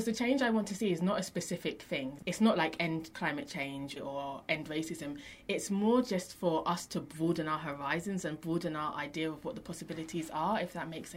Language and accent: English; London, United Kingdom; London, growing up in London, is a very unique experience